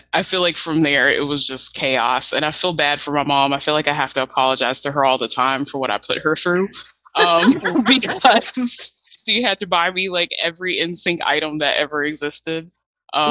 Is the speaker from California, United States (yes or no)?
no; Virginia, United States; I'm from Virginia